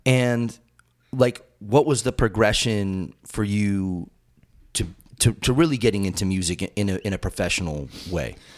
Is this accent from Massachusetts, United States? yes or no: yes; Massachusetts, United States; moved away; I grew up in Massachusetts